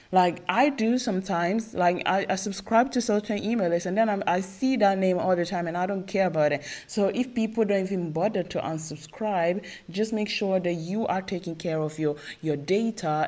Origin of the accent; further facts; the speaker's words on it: Italy; English is a second language; I was born in Italy, I'm not Italian, like, proper, but I was born and raised in Italy